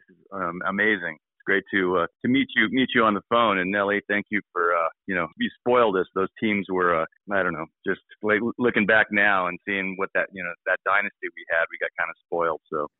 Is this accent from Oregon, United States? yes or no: yes; Medford, Oregon, United States; moved away as an adult; also born or lived in Portland, Oregon / New York; in Medford, Oregon, my hometown